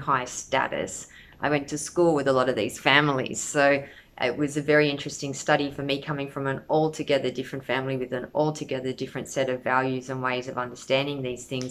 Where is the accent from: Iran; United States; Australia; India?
Australia; I come from Australia. Every generation of my family that we know about is Australian